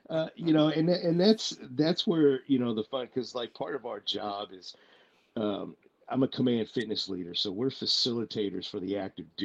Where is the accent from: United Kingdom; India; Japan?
Japan; Tachikawa, Tokyo; born there; also born or lived in Plattsburgh, United States / Kaiserslautern, Delaware, United States / Maine, United States; I was born in Tachikawa Air Force Base. Uh, we went from there uh, lived in Plattsburgh, New York for a few years. We lived in uh, uh, Kaiserslautern Air Force Base for a few years in Germany.